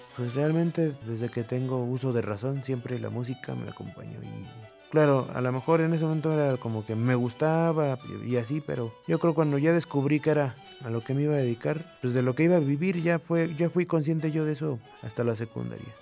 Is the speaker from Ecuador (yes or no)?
no; Mexico City, Mexico; Nací en el Distrito Federal en el año de 1988.